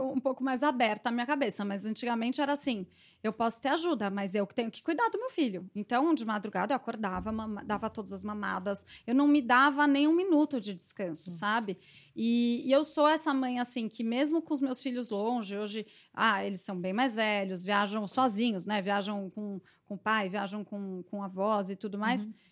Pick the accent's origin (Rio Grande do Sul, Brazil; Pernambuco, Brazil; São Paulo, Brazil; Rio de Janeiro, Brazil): São Paulo, Brazil; moved away; Nasci em São Paulo